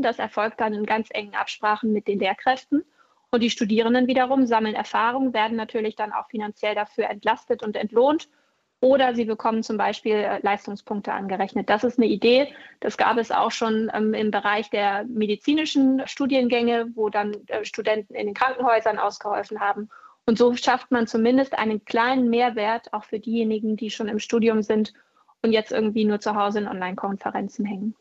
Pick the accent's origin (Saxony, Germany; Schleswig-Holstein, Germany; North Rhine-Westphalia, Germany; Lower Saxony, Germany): Schleswig-Holstein, Germany; bei uns in Schleswig-Holstein